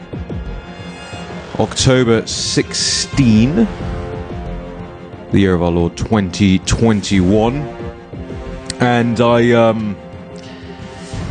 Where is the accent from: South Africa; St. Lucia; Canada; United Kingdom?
United Kingdom; moved away; In the UK, we have things called constituency surgeries.